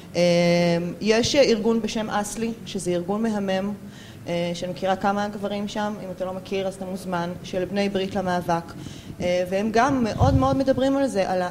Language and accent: Hebrew; Tel Aviv, Tel Aviv District, Israel; אני כאישה תל אביבית אה, חילונית